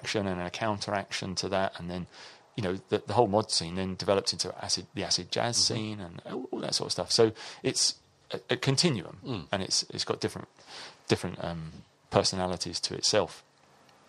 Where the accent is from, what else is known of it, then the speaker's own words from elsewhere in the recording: Southend-on-Sea, East of England, United Kingdom; I grew up in Southend